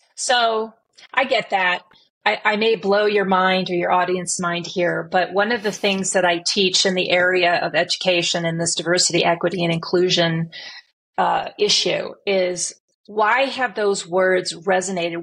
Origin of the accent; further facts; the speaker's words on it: Omaha, Nebraska, United States; I grew up in Omaha, Nebraska